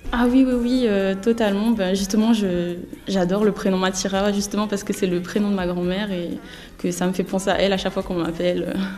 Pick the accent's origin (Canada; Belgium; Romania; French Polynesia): French Polynesia; now in Metropolitan France; nous, quand on dit nos prénoms, on roule le R, du coup, on n'a pas la même façon de dire